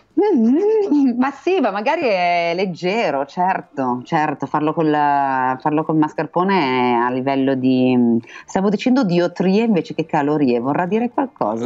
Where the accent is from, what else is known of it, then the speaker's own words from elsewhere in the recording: Milan, Lombardy, Italy; son milanese